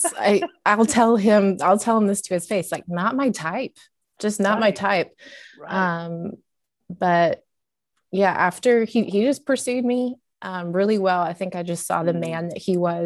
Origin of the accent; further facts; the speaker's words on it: Pacific Northwest, United States; moved away as an adult; now in Southern United States; I'm originally from the Pacific Northwest